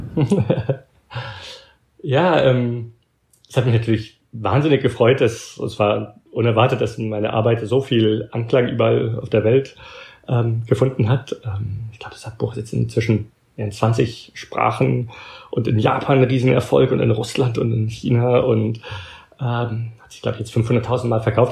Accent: Belgium; now in United States; meine Mutter war Deutsche, aber ich bin in Belgien aufgewachsen und habe nur mit ihr Deutsch geredet

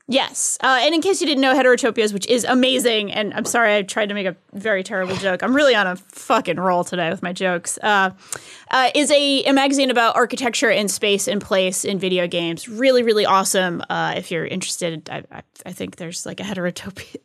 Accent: New England, United States; Growing up in New England, I used to go to whaling museum.

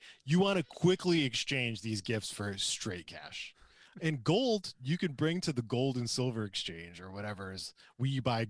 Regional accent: Traverse City, Michigan, United States; I'm from Traverse City, and I don't know anything about fruit trees.

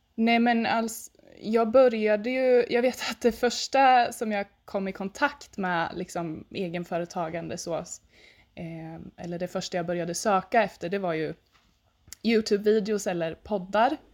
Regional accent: Östergötland, Sweden; jag sitter ju här i Östergötland, i mitten på Östergötland ungefär eh, och bor på mina föräldrars gård eh, där jag växte upp

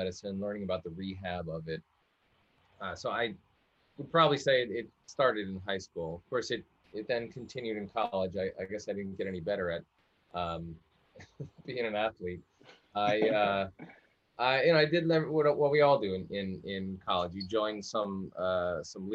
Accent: Long Island, New York, United States; I grew up in the Northeast, actually on Long Island, New York, on a coastal town, kind of in the middle of the island on the North Coast.

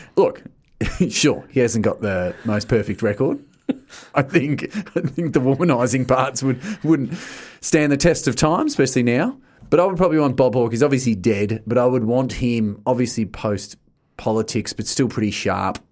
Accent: Geelong, Victoria, Australia; I'm from Geelong

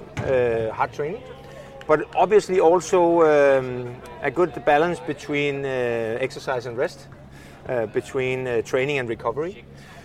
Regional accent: Frederikssund, Capital Region of Denmark, Denmark; I played with the plus 65 team from my hometown, Frederikssund

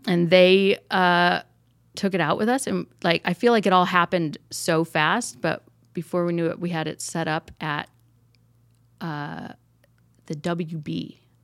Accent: Traverse City, Michigan, United States; now in Encino, United States; I'm from Northern Michigan, a place called Traverse City

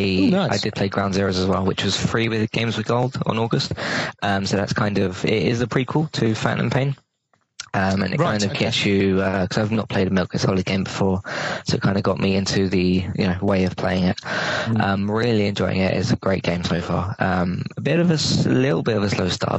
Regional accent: London, United Kingdom; I'm 21 from London.

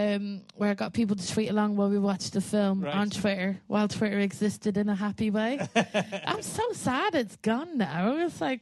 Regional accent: Westmeath, Ireland; So I come from Westmead, which is like one county away from this underage disco.

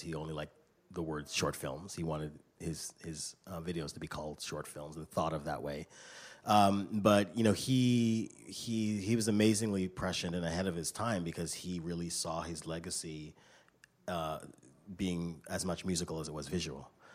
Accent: Canada; I grew up in Canada

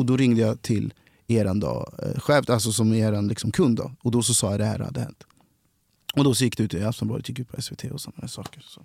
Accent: Kristinehamn, Värmland, Sweden; also born or lived in Cali, Colombia; now in Stockholm, Sweden; kom hit när jag var sex månader adopterad från Colombia. Eh, är och växte upp då i Kristinehamn i Värmland

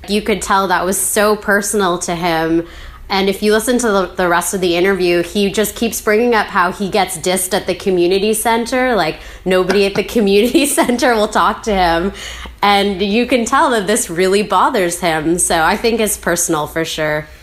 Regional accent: Vancouver, British Columbia, Canada; I, I'm from Vancouver. I grew up here.

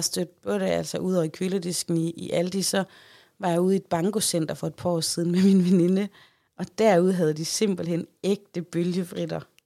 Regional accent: Central Denmark Region, Denmark; hjemme i Holme

